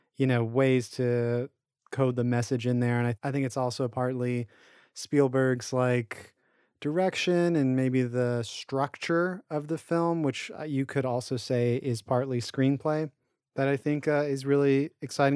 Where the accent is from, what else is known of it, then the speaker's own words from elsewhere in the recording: Lake Charles, Louisiana, United States; my hometown, Lake Charles, Louisiana